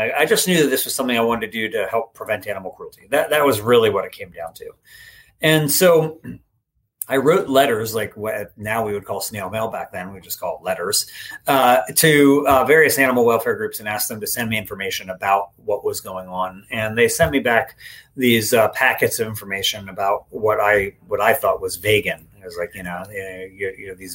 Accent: East Coast, United States; moved away as an adult; now in Sacramento, United States; I grew up on the East Coast

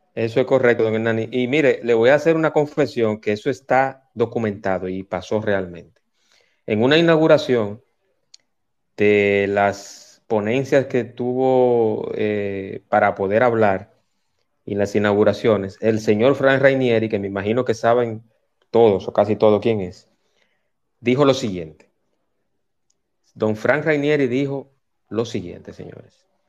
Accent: Dominican Republic; creo en mi país

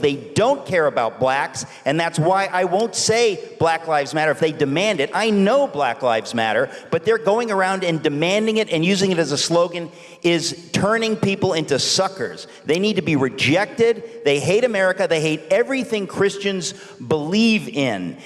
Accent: New York City, New York, United States; I grew up in Queens, New York

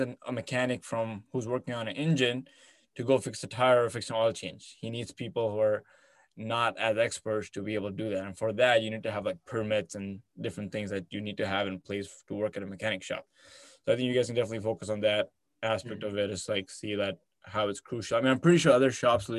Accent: Abu Dhabi, United Arab Emirates; also born or lived in India / Canada; now in Michigan, United States; I'm from Abu Dhabi

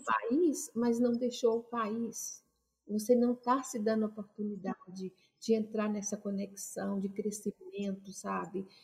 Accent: Brazil; moved away; experiências vividas no meu Brasil, sabe, no meu país de origem

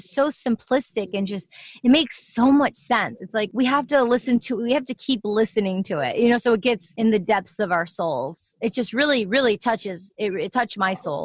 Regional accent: Michigan, United States; growing up in Michigan

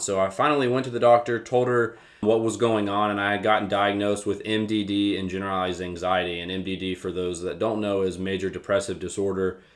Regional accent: Winston-Salem, North Carolina, United States; moved away as an adult; now in Lynchburg, United States; I am from Winston-Salem, North Carolina.

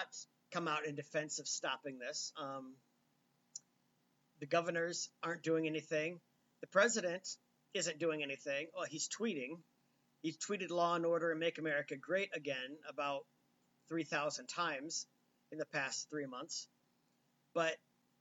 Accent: United States; I'm an American

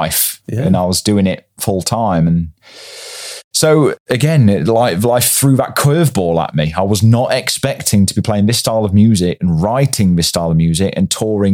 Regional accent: Derbyshire, East Midlands, United Kingdom; I'm originally from Derbyshire

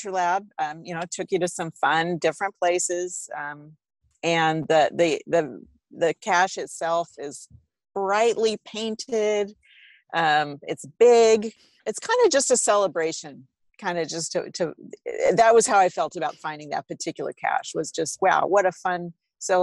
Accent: Washington, United States; I'm from Washington State

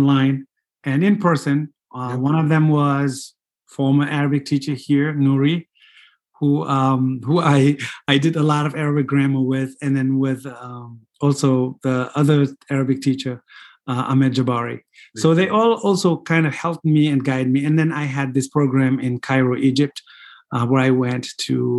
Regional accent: Senegal; first language Fulani; English is a second language; moved away as an adult; also born or lived in Springfield, Massachusetts, United States; now in New Hampshire, United States; I grew up in Senegal, 96% Muslim

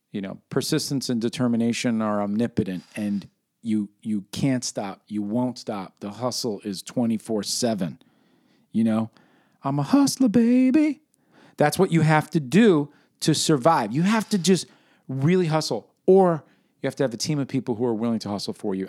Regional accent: New York City, New York, United States; my experience growing up in New York City during the birth of hip-hop

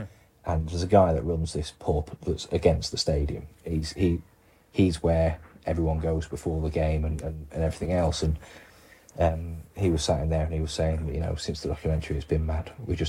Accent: Wales, United Kingdom; I'm Welsh.

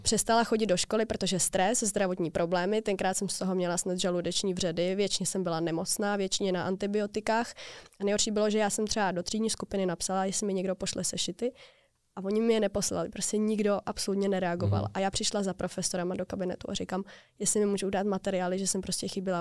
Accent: Prague, Czechia; Já jsem z Prahy

